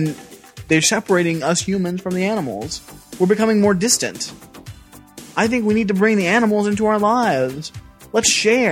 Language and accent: English; Jackson, Tennessee, United States; We are from Jackson fucking Tennessee